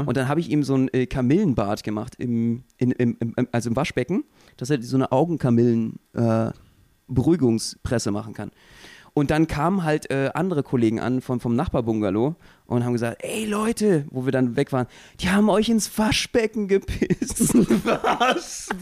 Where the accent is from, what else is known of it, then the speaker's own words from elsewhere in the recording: Berlin, Germany; als Berliner